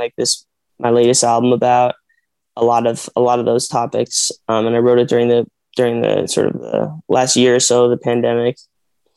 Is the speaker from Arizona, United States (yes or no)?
yes; Arizona, United States; I'm from Arizona and my parents are not like in the entertainment industry